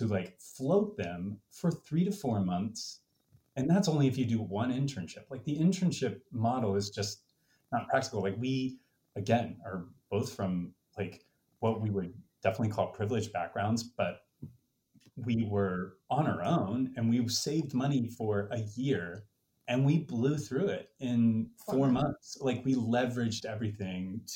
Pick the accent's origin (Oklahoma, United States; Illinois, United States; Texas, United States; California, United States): Texas, United States; moved away as an adult; now in New York, United States; growing up in Texas. And like, I grew up in a small town